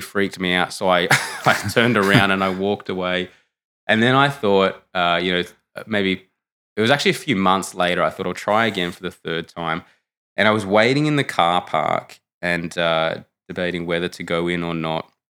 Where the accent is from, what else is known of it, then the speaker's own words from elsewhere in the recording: Canberra, Australian Capital Territory, Australia; moved away; I'm from Canberra originally, which is a very, uh, secular, um, part of Australia.